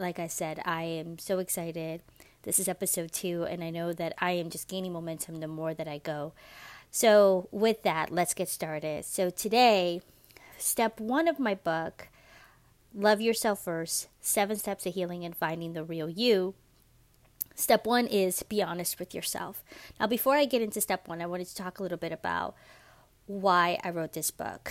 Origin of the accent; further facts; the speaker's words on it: New York City, New York, United States; moved away as an adult; also born or lived in Dominican Republic (ancestry); now in Georgia, United States; I am a Latina from New York City. I grew up in Washington Heights